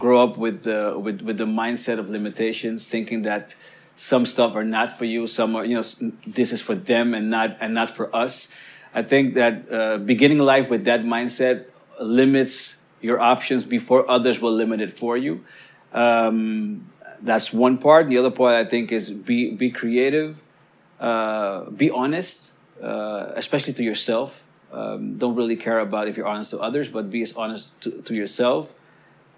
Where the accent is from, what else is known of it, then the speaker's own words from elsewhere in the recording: Amsterdam, North Holland, Netherlands; I was born and raised in Southeast.